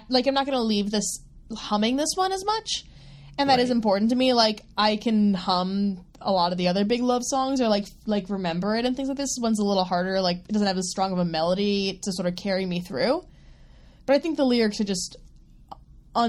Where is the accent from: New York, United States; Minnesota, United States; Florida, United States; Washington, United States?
Florida, United States; Miami; I'm from Miami